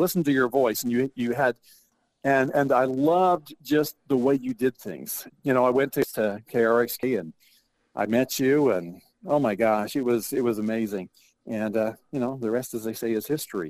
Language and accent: English; Bear Lake, Idaho, United States; growing up in Bear Lake